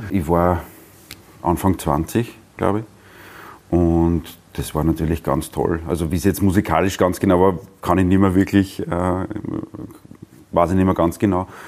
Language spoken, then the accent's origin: German; Brottes, Lower Austria, Austria; also born or lived in Vienna; Geboren bin ich in Wien und aufgewachsen in Brottes im Weinviertel.